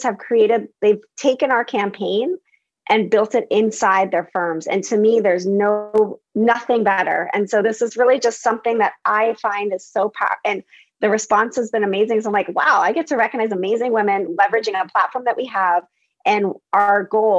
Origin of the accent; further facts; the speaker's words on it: Bay Area, California, United States; I grew up in the Bay Area